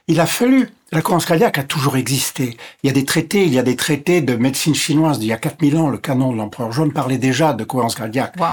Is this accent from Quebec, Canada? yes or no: no; Ontario, Canada; born there; first language English; French is a second language; Je suis anglophone. Je suis né près de Toronto. Et donc, je suis anglophone de naissance. Et donc, l'anglais est ma langue maternelle.